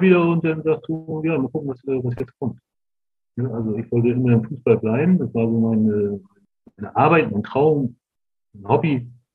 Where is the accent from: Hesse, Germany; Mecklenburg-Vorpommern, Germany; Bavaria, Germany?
Mecklenburg-Vorpommern, Germany; Rostock; dahin, wo ich groß geworden bin